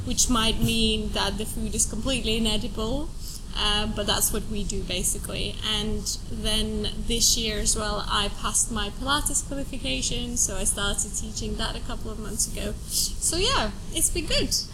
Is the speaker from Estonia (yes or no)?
yes; Estonia; moved away as an adult; also born or lived in Finland / France / Italy / Brazil; now in United Kingdom; I was born in Estonia. Uh, I come from a Russian family. I grew up in Estonia, and then I went to uni in Finland